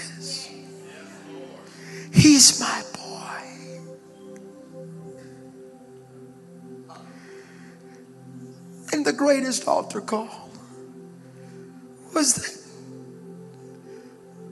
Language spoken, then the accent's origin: English; Birmingham, Alabama, United States; I'm from Birmingham